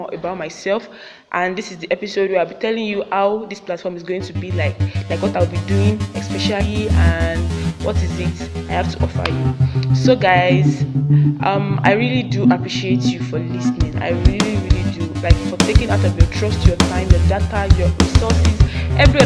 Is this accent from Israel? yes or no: no; Kogi, Nigeria; moved away as an adult; now in Damaturu, Nigeria; I'm from Kogi State and I'm an Ebira girl